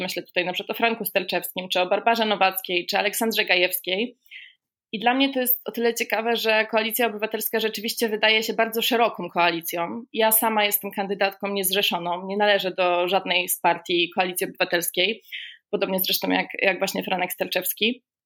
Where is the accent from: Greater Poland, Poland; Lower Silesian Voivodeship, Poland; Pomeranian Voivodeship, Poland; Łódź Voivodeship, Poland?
Pomeranian Voivodeship, Poland; Gdańsk; ja jestem gdańszczanką z urodzenia, więc mój tutaj region to Kaszuby